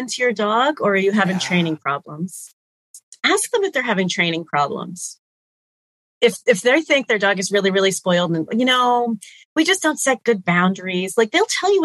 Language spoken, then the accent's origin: English; New England, United States; I grew up in New England